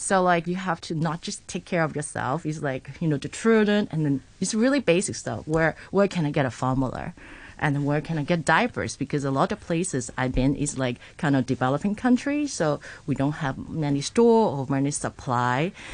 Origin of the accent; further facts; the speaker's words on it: Hong Kong; moved away as an adult; now in Tanzania; I'm born and raised in Hong Kong, and I went to School of Design in Polytechnic